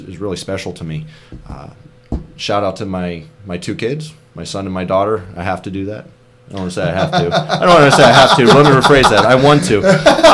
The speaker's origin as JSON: {"language": "English", "town": "Pittsburgh", "region": "Pennsylvania", "country": "United States", "tie": "born or raised there", "moved": "as an adult", "lives_now": "Hammonton, United States", "said": "I'm originally from Pittsburgh, and the town I grew up in, it's a very close-knit community."}